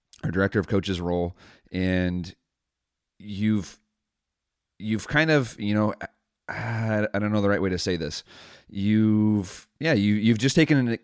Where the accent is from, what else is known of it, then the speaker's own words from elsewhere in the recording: San Luis Obispo, California, United States; I'm from San Luis Obispo